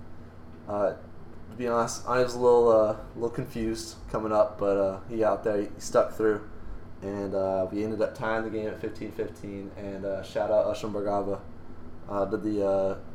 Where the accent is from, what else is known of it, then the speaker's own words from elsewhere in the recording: North Carolina, United States; Born and raised in North Carolina, that's all you do when you grow up in North Carolina